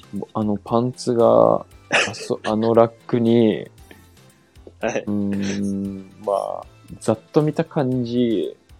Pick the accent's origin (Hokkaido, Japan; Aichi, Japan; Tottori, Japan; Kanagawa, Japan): Kanagawa, Japan; Yokosuka; 僕ら、その、地元横須賀で